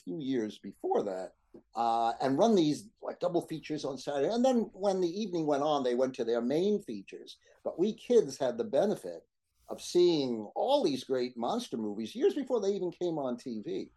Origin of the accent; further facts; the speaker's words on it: New York City, New York, United States; I come from Brooklyn